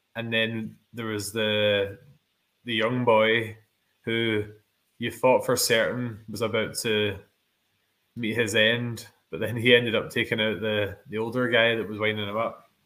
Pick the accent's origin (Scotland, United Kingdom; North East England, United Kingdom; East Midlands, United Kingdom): Scotland, United Kingdom; we are two Scottish YouTubers